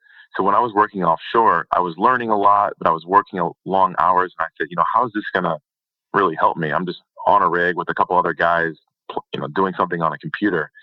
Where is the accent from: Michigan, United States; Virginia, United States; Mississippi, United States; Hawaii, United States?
Michigan, United States; Detroit; I'm from the Detroit area, so not a lot of oil and gas are around there